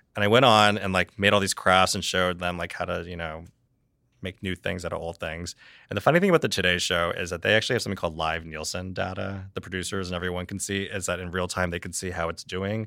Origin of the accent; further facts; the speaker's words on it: Reading, Pennsylvania, United States; I born and raised in Reading, Pennsylvania